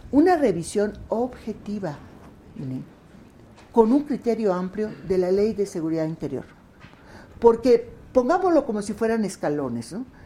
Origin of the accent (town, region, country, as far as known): Yucatán, Mexico; also born or lived in Mexico City; now in Mérida, Mexico